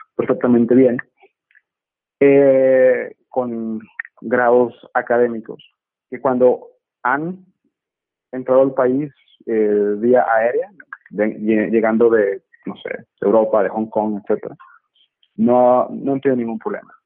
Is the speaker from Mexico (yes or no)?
yes; Monterrey, Nuevo León, Mexico; moved away; me encuentro en mi ciudad natal, en Monterrey